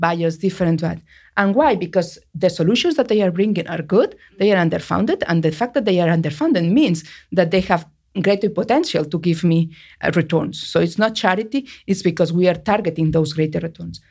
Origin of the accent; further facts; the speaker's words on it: Barcelona, Catalonia, Spain; English is a second language; moved away as an adult; now in United States; I was born and raised in Barcelona